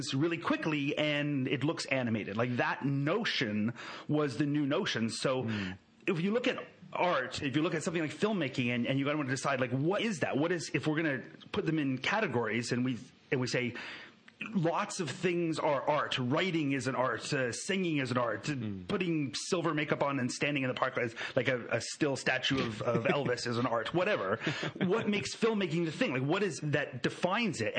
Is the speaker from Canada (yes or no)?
yes; Canada; I'm a Canadian.